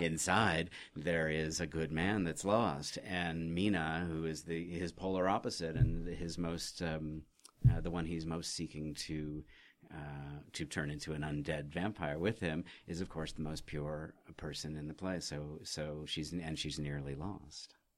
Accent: Oregon, United States; I was raised in Oregon

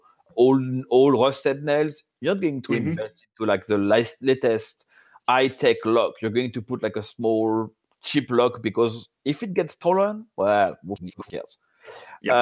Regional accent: France; accent: French; English is a second language; I'm French, so you're going to have to suffer my accent

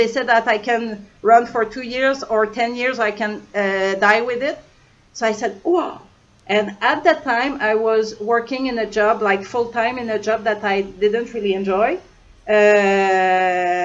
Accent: Canada; moved away; I'm from Canada

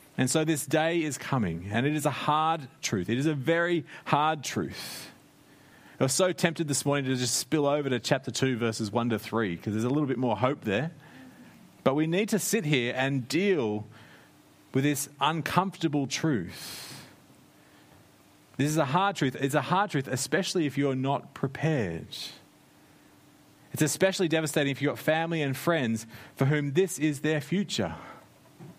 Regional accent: Australia; moved away as an adult; now in New Zealand; I grew up in Australia.

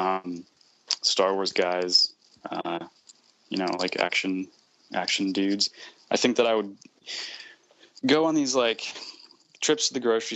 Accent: Sarasota, Florida, United States; now in Brooklyn, United States; I'm from Florida. I grew up there in a town called Sarasota, which is on the Gulf Coast

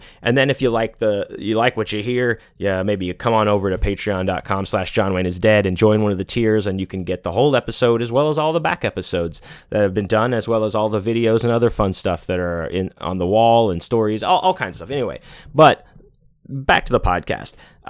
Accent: Pittsburgh, Pennsylvania, United States; You know, I myself am born and native of Pennsylvania. I was born in Pittsburgh.

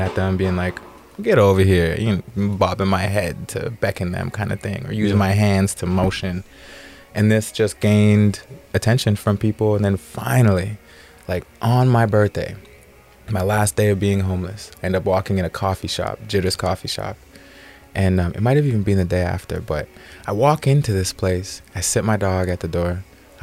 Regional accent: Canada; moved away as an adult; now in Oceanside, United States; I'm from Canada

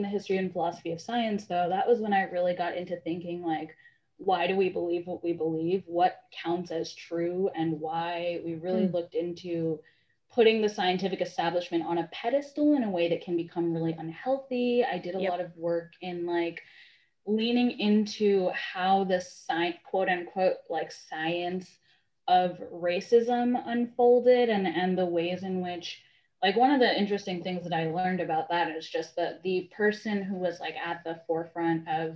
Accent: New York, United States; moved away as an adult; also born or lived in Massachusetts; I was born in New York, and I lived in New York up until college

